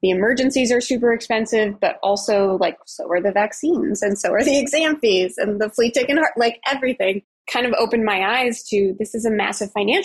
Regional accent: Colorado, United States; I am from Colorado, and I grew up with cats and dogs

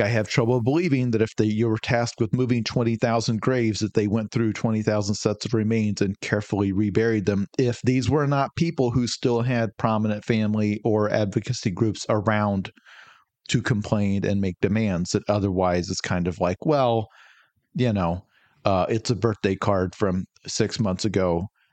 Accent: United States; as an American

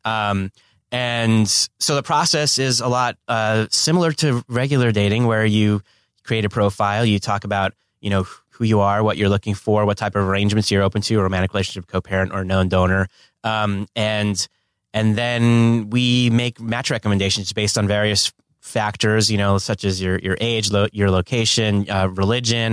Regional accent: Northern New Jersey, United States; also born or lived in New York; now in Los Angeles, United States; I was born on the East Coast in Northern New Jersey, but I've been living in LA for 20 years

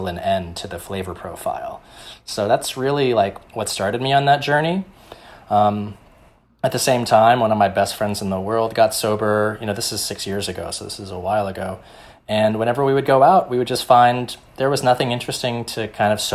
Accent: Tulsa, Oklahoma, United States; now in New York, United States; through my dad's church, we would go and feed the homeless in downtown Tulsa, Oklahoma

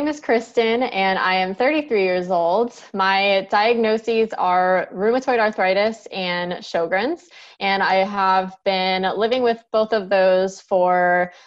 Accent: San Francisco Bay Area, California, United States; moved away as an adult; now in Alabama, United States; I'm originally from the San Francisco Bay Area, and I lived there for 27 years

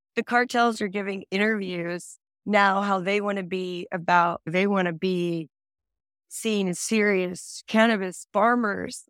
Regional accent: Texas, United States; I'm Texan.

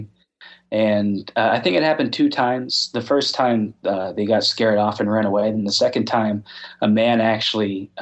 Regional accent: northern Pennsylvania, United States; I'm from up in northern Pennsylvania

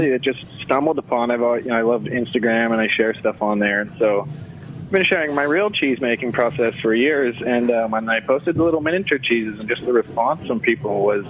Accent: California, United States; moved away as an adult; now in Seattle, United States; I moved to the Seattle area from Northern California when I was about 23 and found cheesemaking.

